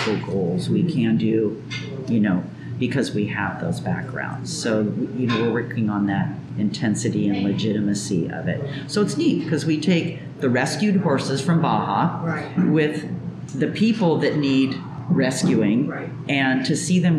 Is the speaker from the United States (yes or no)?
yes; California, United States; moved away as an adult; also born or lived in Oregon; now in Mexico; I was born in California, raised there